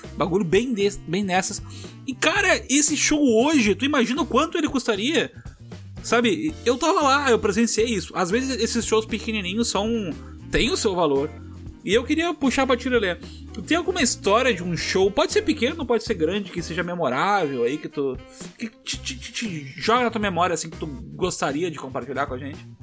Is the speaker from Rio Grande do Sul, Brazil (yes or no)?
yes; Tramandaí, Rio Grande do Sul, Brazil; eu vivi uma parte da minha adolescência em Tramandaí